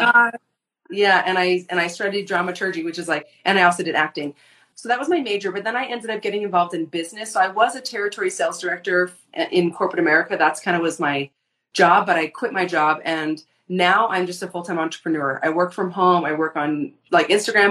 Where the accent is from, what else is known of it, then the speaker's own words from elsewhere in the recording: Sedona, Arizona, United States; I grew up in Sedona, Arizona, and I did not grow up in the church